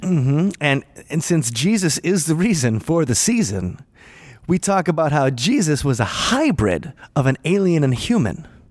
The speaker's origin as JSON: {"language": "English", "town": "Milwaukee", "region": "Wisconsin", "country": "United States", "tie": "born or raised there", "said": "I grew up Catholic in Milwaukee"}